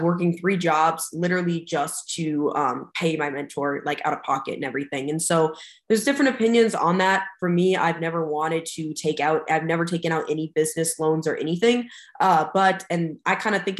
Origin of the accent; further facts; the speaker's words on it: United States; I stayed local in my hometown. I was from like the Fargo-Moorhead area